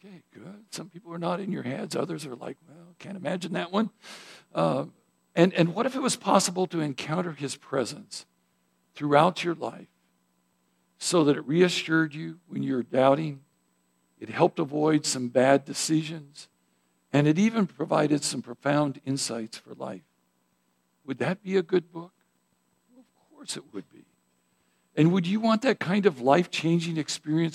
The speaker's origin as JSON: {"language": "English", "region": "Idaho", "country": "United States", "tie": "born or raised there", "moved": "yes", "said": "I grew up in Idaho"}